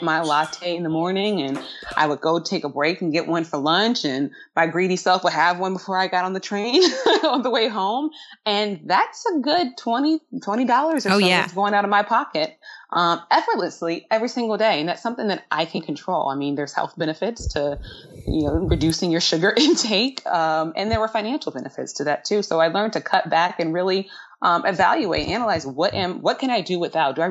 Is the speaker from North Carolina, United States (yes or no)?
no; Charlottesville, Virginia, United States; moved away as an adult; also born or lived in Brooklyn, New York / Manhattan, New York; my days growing up in Charlottesville, Virginia